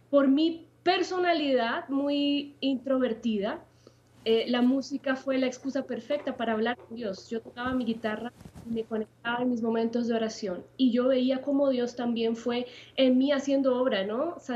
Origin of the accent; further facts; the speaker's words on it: Puerto Montt, Los Lagos, Chile; also born or lived in Santiago; viví gran parte de mi vida en el sur, en la ciudad de Puerto Montt.